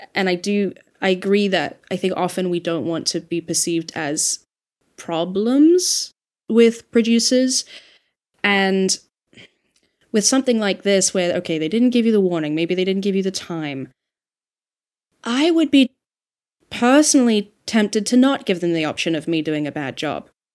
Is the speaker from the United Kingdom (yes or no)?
no; Australia; I'm Australian